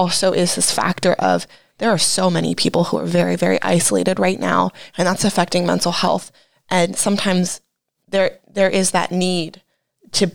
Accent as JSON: {"language": "English", "town": "Dover", "region": "Ohio", "country": "United States", "said": "I came from Dover"}